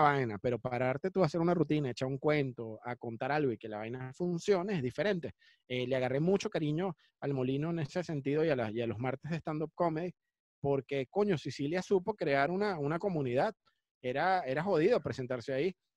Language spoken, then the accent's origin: Spanish; Cumaná, Sucre, Venezuela; moved away; also born or lived in Caracas; Yo nací en Caracas, yo no nací en Cumaná, pero me crié en Cumaná